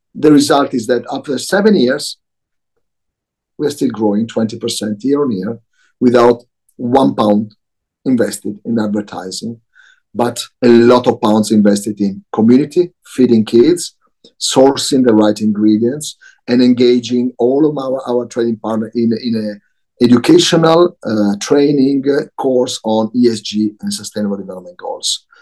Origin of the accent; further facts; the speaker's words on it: Milan, Lombardy, Italy; moved away; also born or lived in Tokyo / London / New York; I was born in Milano.